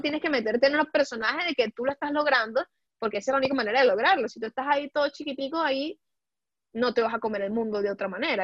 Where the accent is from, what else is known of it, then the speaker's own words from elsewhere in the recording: Venezuela; also born or lived in Puebla, Mexico; now in Europe; como decimos en Venezuela